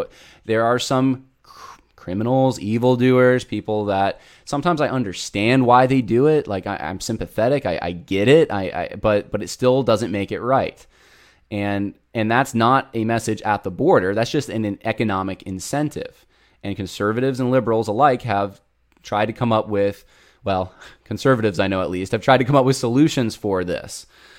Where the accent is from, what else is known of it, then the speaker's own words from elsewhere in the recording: Southern California, United States; moved away; So I'm originally from Southern California, lots of family there.